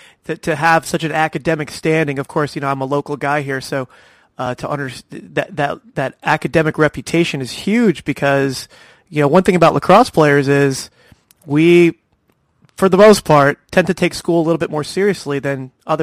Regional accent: New Jersey, United States; moved away as an adult; also born or lived in Long Island, New York; now in Florida, United States; I'm from New Jersey, but I ended up living in Long Island before I ended up relocating here to Florida.

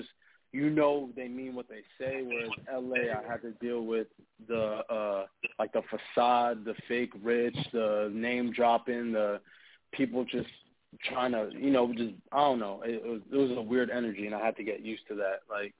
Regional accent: East Coast, United States; You already know I'm from the East Coast, so I had to.

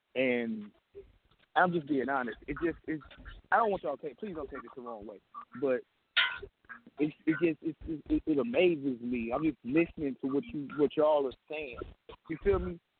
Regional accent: New Jersey, United States; I'm from Jersey

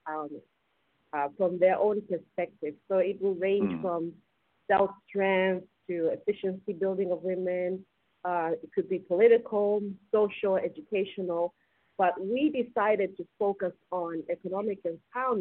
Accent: Zambia; moved away as an adult; also born or lived in California; my own experiences as a female growing up in Zambia

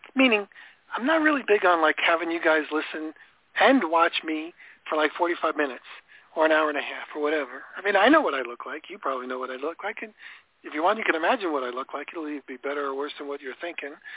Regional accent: Florida, United States; I'm from Florida

